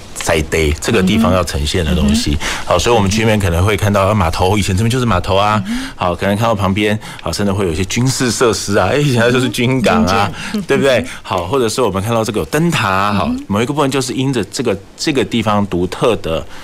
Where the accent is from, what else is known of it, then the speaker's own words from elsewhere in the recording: Kaohsiung, Taiwan; 我们高雄人真的对于这个港口，我们有不同的需求